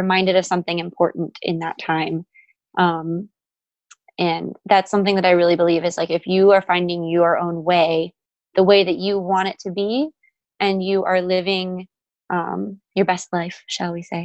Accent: Wisconsin, United States; moved away as an adult; now in Texas, United States; I'm from Wisconsin originally

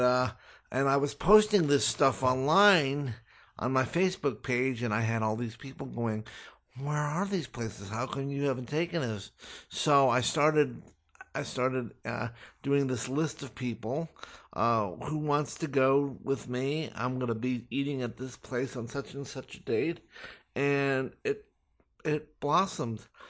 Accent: Los Angeles, California, United States; I'm born and raised in Los Angeles

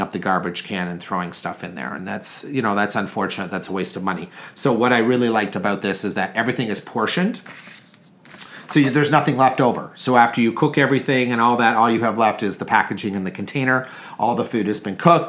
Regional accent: Canada; I'm Canadian.

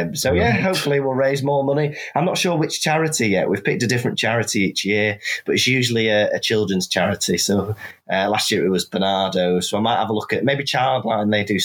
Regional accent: Wales, United Kingdom; now in Manchester, United Kingdom; I am a Welshman, yes. I'm in Wales at the minute.

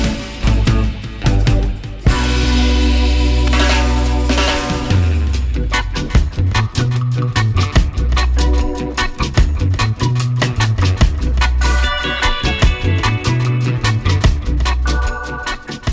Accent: Kingston, Jamaica; moved away; We come in from Kingston, that was when I was a baby.

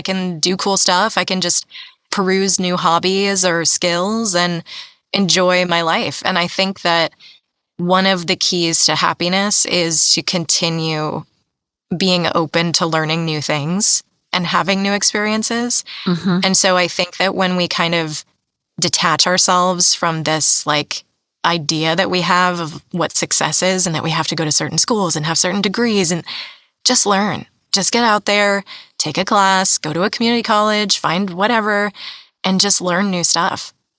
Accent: East Coast, United States; now in California, United States; And I'm from the East Coast originally.

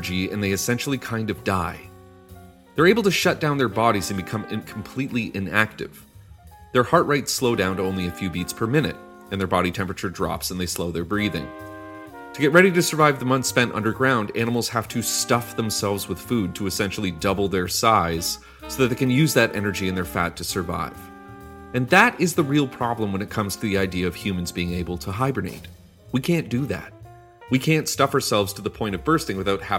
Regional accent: Canada; Despite me being Canadian

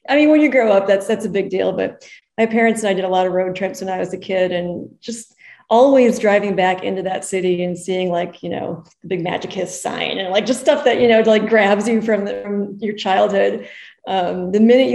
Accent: Lake Zurich, Illinois, United States; moved away as an adult; also born or lived in Tucson, Arizona; now in Arizona, United States; I grew up in Lake Zurich, Illinois, a suburb of Chicago.

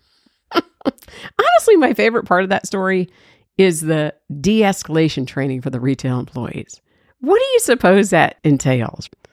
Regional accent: Georgia, United States; everybody knows I'm from Georgia

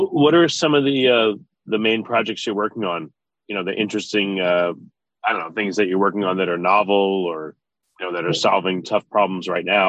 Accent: New York, United States; moved away; I'm from New York. I haven't been there in a while

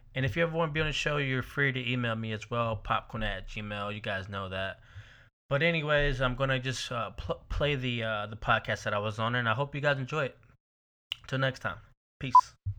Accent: Georgia, United States; moved away as an adult; now in Saint Petersburg, United States; I'm originally from Georgia. I recently moved to Florida in, uh, two thousand twelve.

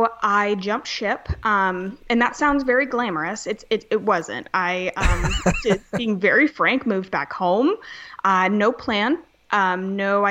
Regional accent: Charleston, South Carolina, United States; I'm from Charleston, South Carolina. I was born and raised here

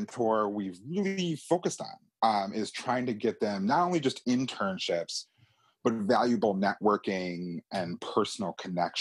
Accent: Wisconsin, United States; moved away as an adult; also born or lived in Chicago; now in Washington, D.C., United States; I'm from Wisconsin originally.

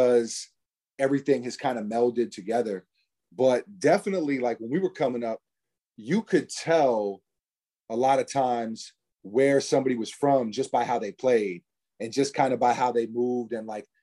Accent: New York City, New York, United States; we're from New York City

